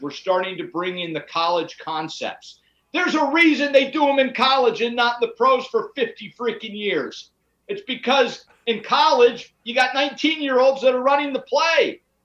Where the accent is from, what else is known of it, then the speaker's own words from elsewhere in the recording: Pittsburgh, Pennsylvania, United States; I'm from Pittsburgh